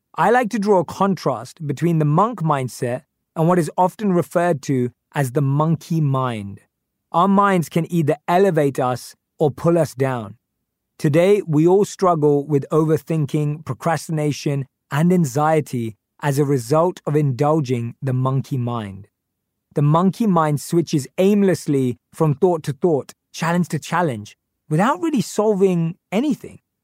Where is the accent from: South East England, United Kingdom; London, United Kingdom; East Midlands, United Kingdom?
London, United Kingdom; born or raised there